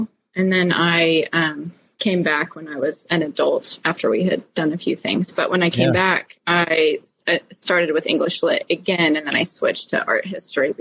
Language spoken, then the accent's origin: English; Springfield, United States